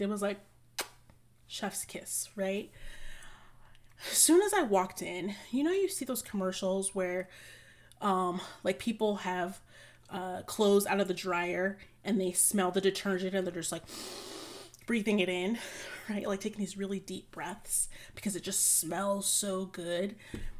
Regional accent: United States; As a American citizen living on the US dollar

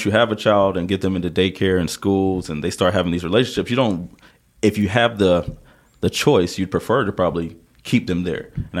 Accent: Southern Pines, North Carolina, United States; moved away as an adult; also born or lived in Morganton, North Carolina; now in Hickory, United States; Originally Southern Pines, out near Pinehurst, Fayetteville area.

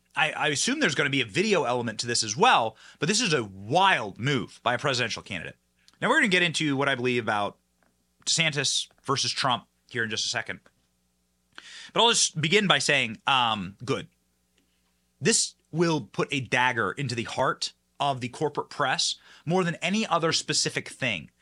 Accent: Iowa, United States; I'm from Iowa

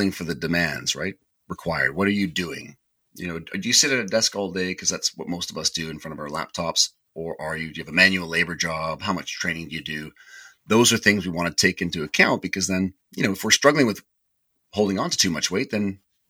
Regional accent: Canada; being Canadian

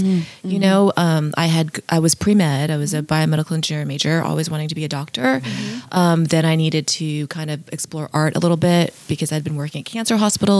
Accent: California, United States; growing up in California

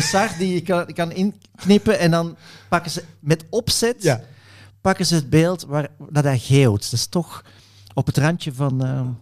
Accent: Belgium; ik zit als Belg

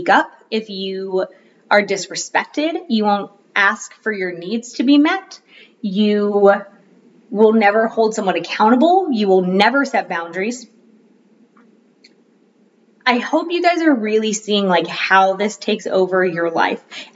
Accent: Florida, United States; now in North Carolina, United States; my household growing up in Florida

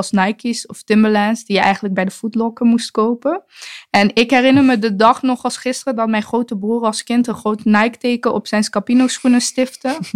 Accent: Eindhoven, North Brabant, Netherlands; Ik groeide op in Woensel Noord, de andere Eindhoven's Philipswijk, die door de jaren heen was veranderd in een wijk van jonge arbeidersgezinnen, statushouders en hun jonge kinderen.

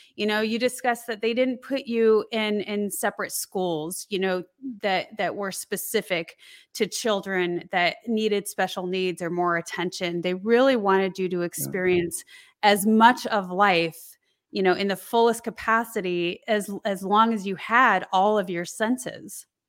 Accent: Colorado, United States; I grew up in Colorado

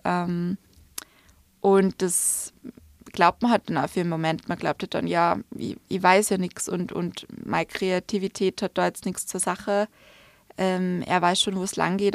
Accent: Salzburg, Austria; also born or lived in London; now in Vienna, Austria; nach Salzburg zurückzukommen

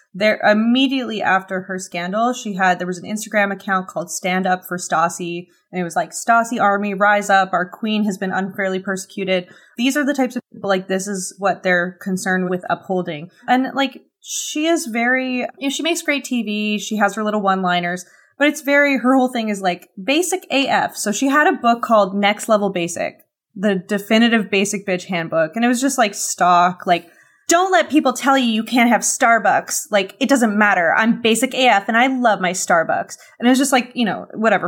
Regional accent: Canada; as a Canadian

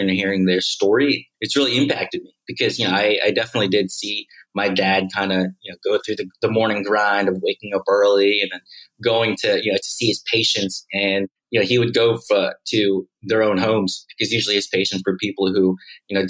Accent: Memphis, Tennessee, United States; moved away as an adult; also born or lived in Manila, Philippines; now in Mexico; The only Filipinos I hung out with were the other Filipino kids in the Filipino American community in Memphis

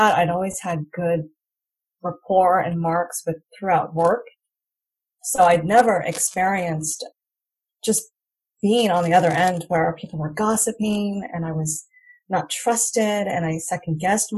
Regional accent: United States; first language English; moved away as an adult; now in Rayong, Thailand; I was born and raised in America

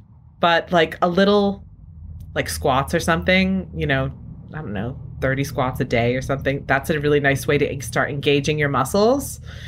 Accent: New England, United States; I'm sitting here at home using Dunkin' Donuts brand coffee because I'm from New England and it tastes like home to me.

